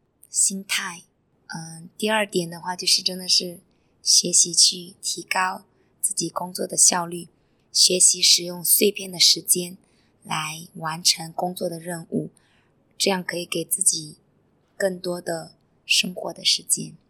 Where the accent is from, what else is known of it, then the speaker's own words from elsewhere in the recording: China; moved away as an adult; now in Singapore; 像我是一个外国人，来自中国